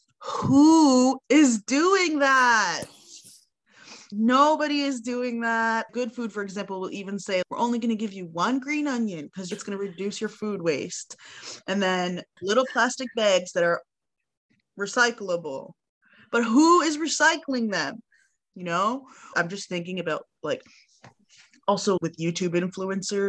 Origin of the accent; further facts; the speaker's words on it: Toronto, Ontario, Canada; now in Montreal, Canada; I grew up in Toronto